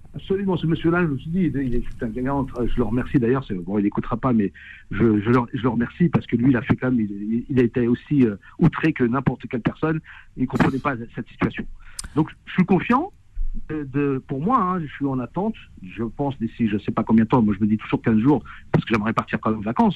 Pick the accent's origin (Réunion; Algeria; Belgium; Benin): Algeria; now in France; moi, étant algérien